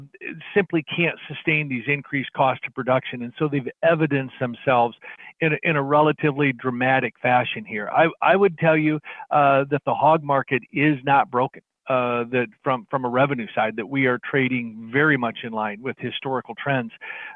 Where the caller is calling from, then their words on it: Ames, Iowa, United States; Ames, Iowa, kind of the garden spot of everything agriculture here.